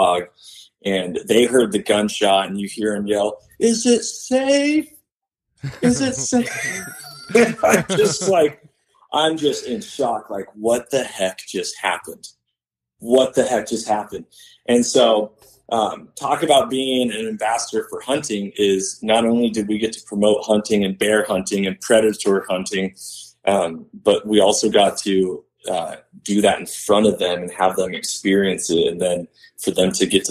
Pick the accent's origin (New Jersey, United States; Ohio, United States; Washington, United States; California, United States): Washington, United States; moved away as an adult; now in Texas, United States; Born and raised in Washington, lived there for 37 years of my life until this year.